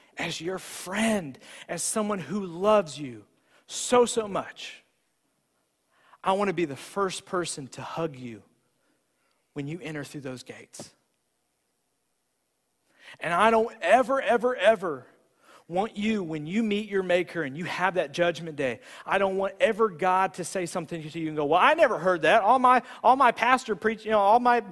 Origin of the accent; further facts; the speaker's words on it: United States